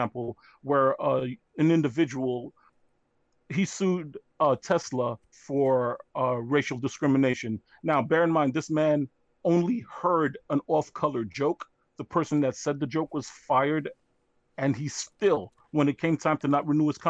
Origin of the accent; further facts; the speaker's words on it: Haiti; now in United States; I am Haitian American, and I came into the United States in the early '80s.